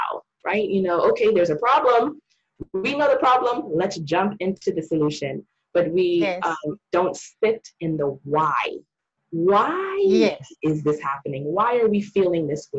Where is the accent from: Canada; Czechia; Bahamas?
Bahamas; When I was growing up in the Bahamas, my mom, she was a school teacher.